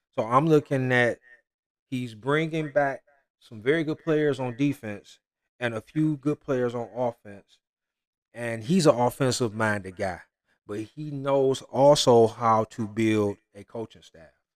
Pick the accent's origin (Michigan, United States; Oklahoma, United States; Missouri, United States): Michigan, United States; I'm from Michigan